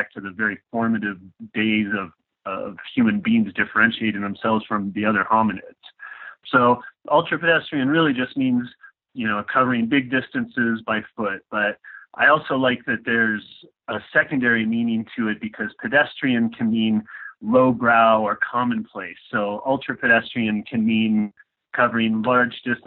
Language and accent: English; Washington, United States; also born or lived in Southern California; we're from Washington State. We lived in the middle of nowhere way up in the Okanagan Highlands